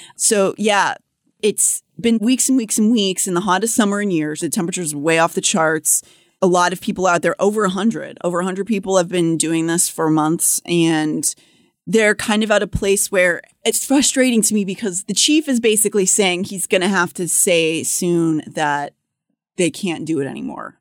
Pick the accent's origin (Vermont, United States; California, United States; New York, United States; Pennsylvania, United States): Pennsylvania, United States; Pittsburgh; moved away; growing up in Pittsburgh